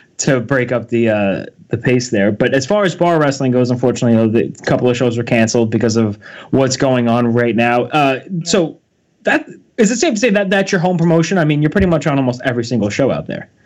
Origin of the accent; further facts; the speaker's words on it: Long Island, New York, United States; being an East Coaster myself, like I said, we're from New York, uh, Long Island area.